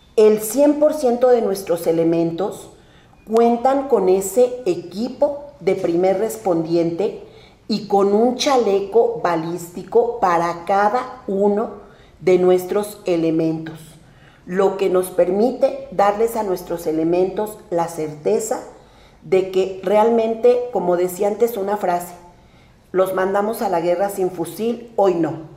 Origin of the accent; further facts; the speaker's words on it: Melchor Ocampo, State of Mexico, Mexico; yo nací en Melchorocampo, toda mi vida he vivido ahí